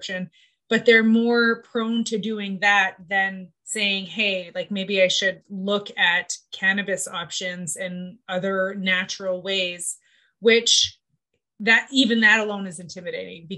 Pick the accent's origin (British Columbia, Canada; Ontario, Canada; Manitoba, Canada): Manitoba, Canada; Winnipeg; I grew up in Winnipeg and Manitoba, where I grew up. I grew up in the North End